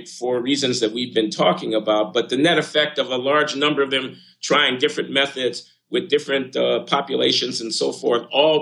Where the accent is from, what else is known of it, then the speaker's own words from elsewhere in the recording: United States; because I'm an American